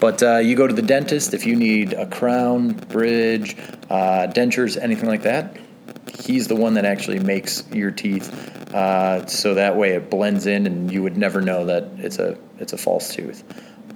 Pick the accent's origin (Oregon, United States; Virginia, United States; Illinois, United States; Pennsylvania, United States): Illinois, United States; McHenry; I grew up in McHenry